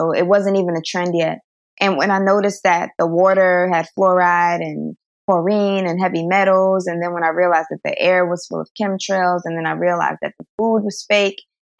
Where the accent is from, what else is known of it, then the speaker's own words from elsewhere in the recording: Bronx, New York, United States; also born or lived in New Jersey; I was born in New Jersey. I don't remember any of that. And then we moved to the Bronx, and that's where I lived for the first few years of my life.